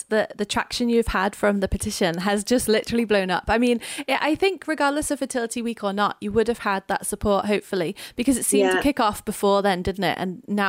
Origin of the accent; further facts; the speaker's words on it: Wirral, North West England, United Kingdom; now in Wales, United Kingdom; we live in Wales now, but I'm from England. I'm from the northwest in Wirral